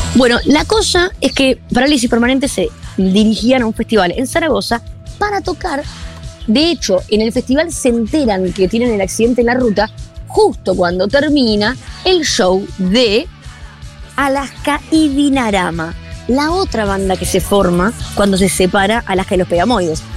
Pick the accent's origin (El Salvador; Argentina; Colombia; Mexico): Argentina